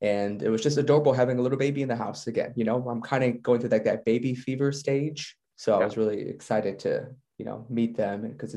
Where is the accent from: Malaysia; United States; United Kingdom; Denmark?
United States; Chicago, Illinois; moved away as an adult; now in South Korea; I'm from Chicago